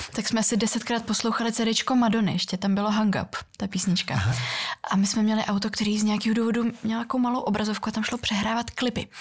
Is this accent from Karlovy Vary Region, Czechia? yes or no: yes; Karlovy Vary, Karlovy Vary Region, Czechia; Czech is a second language; also born or lived in Russia (Far East); já jsem vyrůstala v Karlových Varech